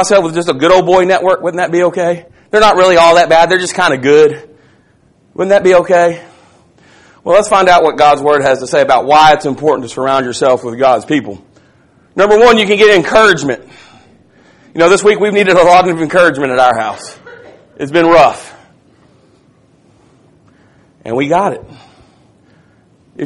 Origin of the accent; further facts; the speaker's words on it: Tom Bean, Texas, United States; I'm from Little Tom Bean, Texas.